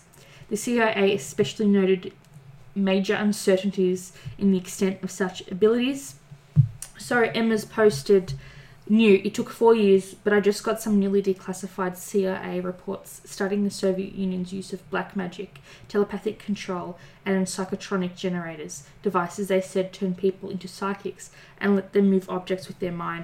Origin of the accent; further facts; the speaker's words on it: Melbourne, Victoria, Australia; I'm from Melbourne.